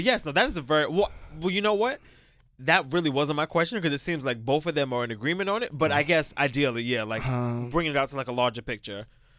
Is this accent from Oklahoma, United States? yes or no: no; New York City, New York, United States; I'm from Brooklyn.